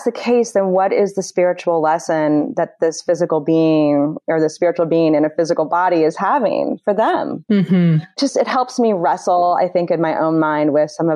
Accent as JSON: {"language": "English", "town": "Indianapolis", "region": "Indiana", "country": "United States", "tie": "born or raised there", "moved": "yes", "lives_now": "Northern California, United States", "said": "I grew up in the Midwest"}